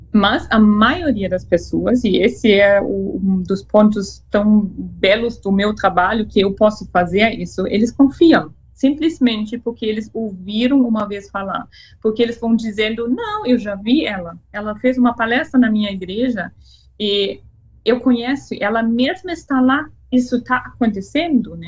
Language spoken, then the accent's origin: Portuguese; Freiburg, Germany; Portuguese is a second language; moved away as an adult; now in Brazil; Eu nasci em Freiburg, no norte da Alemanha